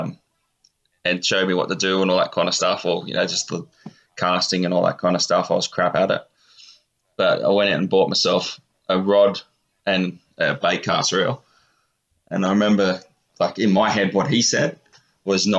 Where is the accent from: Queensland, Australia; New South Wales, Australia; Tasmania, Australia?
New South Wales, Australia; Newcastle; moved away; I was born in Newcastle at Belmont, and as a wee tacker, I loved being on the beach and stuff like that, and we lived in a small coastal town.